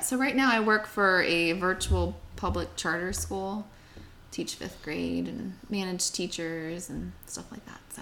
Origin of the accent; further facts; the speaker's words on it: Bethel Park, Pennsylvania, United States; moved away; also born or lived in Asheville; I grew up in Pittsburgh, so a town south of Pittsburgh called Bethel Park.